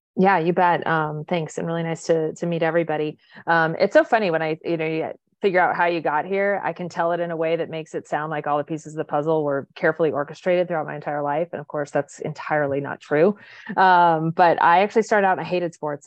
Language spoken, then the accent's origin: English; the Valley, Southern California, United States; I grew up here in Southern California, uh, in the, the Valley